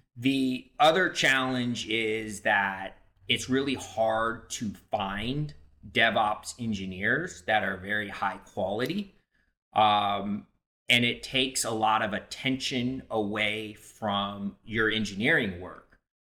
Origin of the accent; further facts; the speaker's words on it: Santa Barbara, California, United States; moved away; I grew up in Santa Barbara, California, one of the most beautiful places in the world.